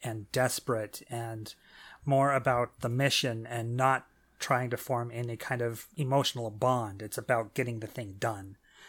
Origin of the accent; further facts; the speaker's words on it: United Kingdom; Well, being British, Thomas the Tank Engine has, you know, some appeal.